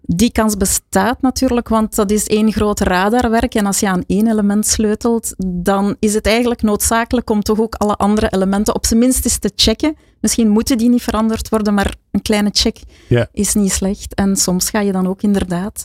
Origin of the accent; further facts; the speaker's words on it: Flanders, Belgium; ik een bescheiden Vlaming ben